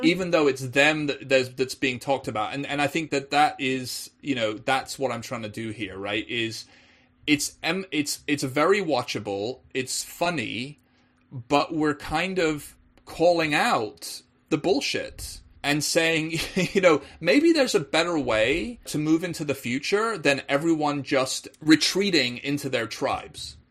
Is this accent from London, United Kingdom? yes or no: no; Wales, United Kingdom; moved away; also born or lived in England; being English myself, but actually spending a lot of my childhood in Wales